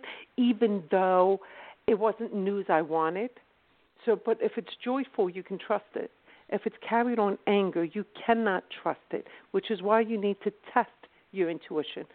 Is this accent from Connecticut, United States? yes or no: no; Philadelphia, Pennsylvania, United States; accent: UK sound; I'm actually from South Philadelphia